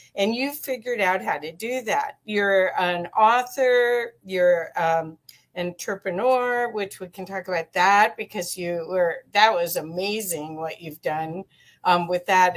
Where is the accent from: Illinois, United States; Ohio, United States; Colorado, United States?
Ohio, United States; Cincinnati; moved away; I grew up in Cincinnati, Ohio